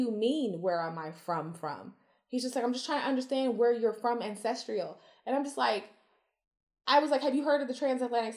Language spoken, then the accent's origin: English; Las Vegas, Nevada, United States; moved away as an adult; also born or lived in Kuwait; I'm from Vegas